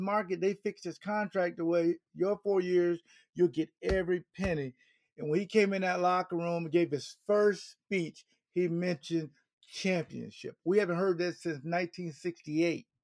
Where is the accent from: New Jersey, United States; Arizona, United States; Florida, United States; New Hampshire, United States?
Florida, United States; Jacksonville; I'm from Duval